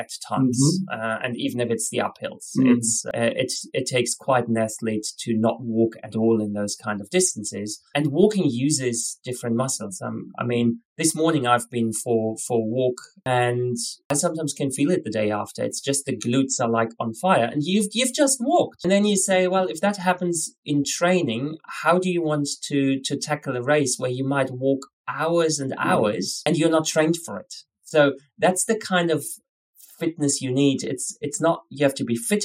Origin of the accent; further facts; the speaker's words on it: Germany; moved away as an adult; also born or lived in Scotland / Spain; now in Australia; originally I'm from Germany